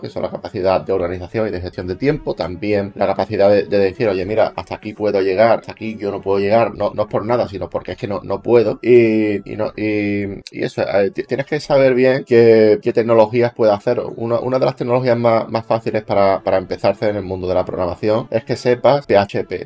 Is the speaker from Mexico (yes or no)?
no; Spain; mi país, en España